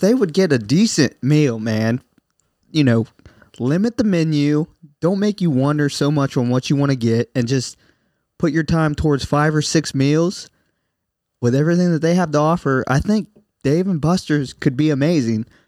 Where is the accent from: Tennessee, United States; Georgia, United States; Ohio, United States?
Ohio, United States; Southern; We're from Southern Ohio